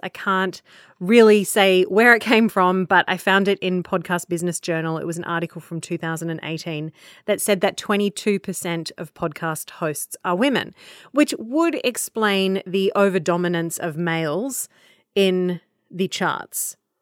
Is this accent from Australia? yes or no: yes; Australia; I'm an Australian and I exist in my little Australian bubble